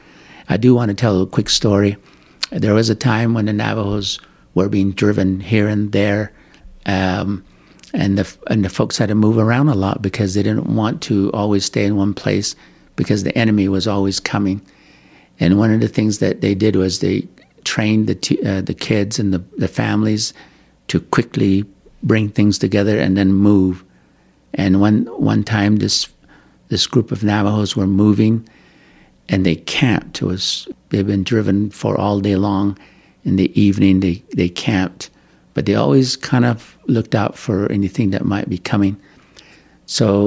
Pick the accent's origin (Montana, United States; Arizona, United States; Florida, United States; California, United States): Arizona, United States; Kayenta; moved away as an adult; also born or lived in Tucson, Arizona / Utah; I come from Kayenta, Arizona. I've lived there, and then I traveled to Tucson, Arizona, where I get my education. And then I moved to Utah